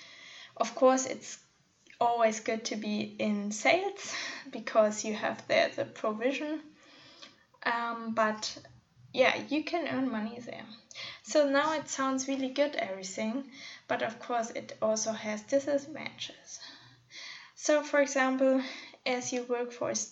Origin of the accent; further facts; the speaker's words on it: northwest Germany, Germany; also born or lived in Munich; my hometown in the northwest of Germany.